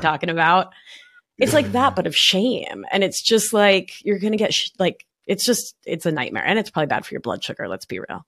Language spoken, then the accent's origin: English; Buenos Aires, Argentina; now in New York, United States; I'm a New Yorker from Buenos Aires